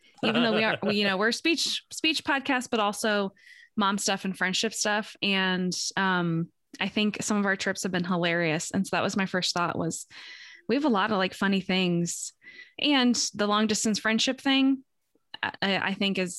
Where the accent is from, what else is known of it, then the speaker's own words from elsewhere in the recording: St. Louis, Missouri, United States; I'm from St. Louis, Missouri